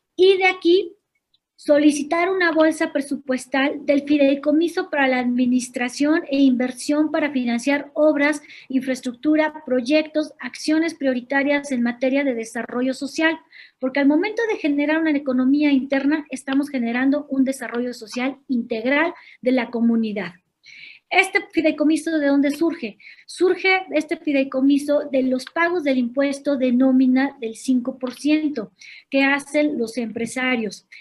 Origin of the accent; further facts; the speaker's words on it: Guanajuato, Mexico; yo soy nacida en Guanajuato, Guanajuato, en el año de 1979. Todas mis escuelas las hice en escuelas públicas, egresada de la Universidad de Guanajuato